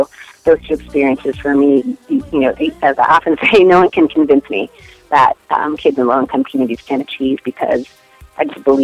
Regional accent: Detroit, Michigan, United States; I grew up in Detroit and went to a public high school in Detroit

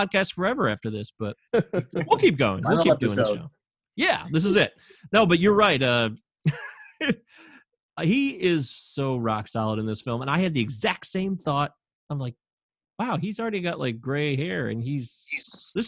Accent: Michigan, United States; We're all born and raised in Michigan

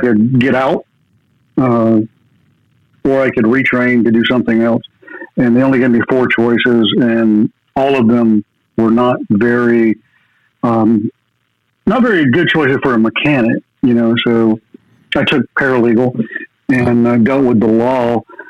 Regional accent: Hope Mills, North Carolina, United States; Hope Mills, North Carolina. It's right next to Fayetteville, which is where Fort Bragg is.

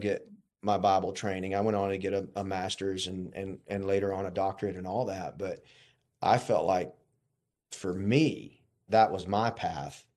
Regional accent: Warner Robins, Georgia, United States; I grew up in Warner Robins

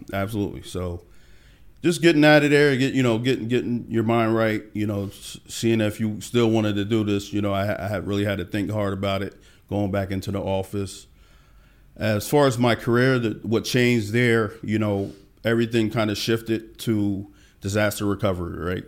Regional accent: Allentown, Pennsylvania, United States; now in Atlanta, United States; I'm from a small town, uh, Allentown, Pennsylvania

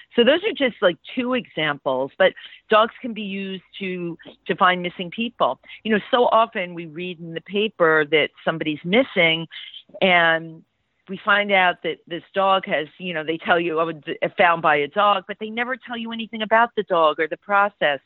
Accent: New York City, New York, United States; I grew up in the Bronx

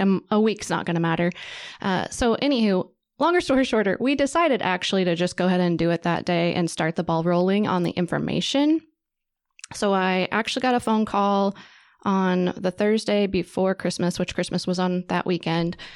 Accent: Wichita, Kansas, United States; I grew up in Wichita

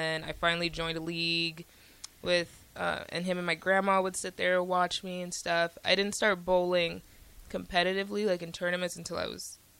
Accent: Woodbridge, Virginia, United States; So I'm from Woodbridge, Virginia.

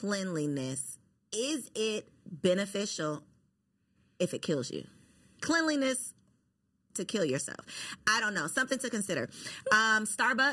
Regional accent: Jamaica; now in United States; I am Jamaican.

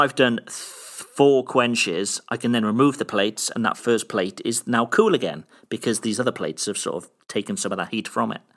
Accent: Cardiff, Wales, United Kingdom; from my, from my hometown back here, back in, back in Cardiff in the U K

